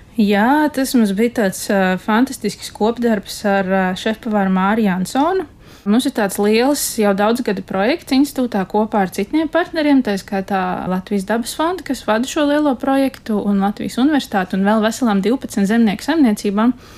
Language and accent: Latvian; Dundaga, Talsi Municipality, Latvia; es esmu no Ziemeļkurzemes galā.